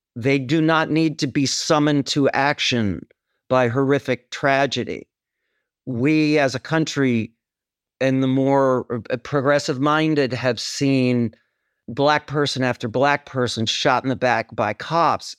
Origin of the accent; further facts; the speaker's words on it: Wisconsin, United States; moved away as an adult; also born or lived in New York City; I'm from Wisconsin, so I go back all the time.